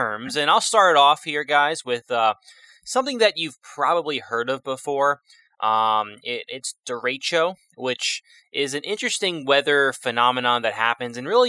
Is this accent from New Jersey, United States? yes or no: yes; New Jersey, United States; I'm from New Jersey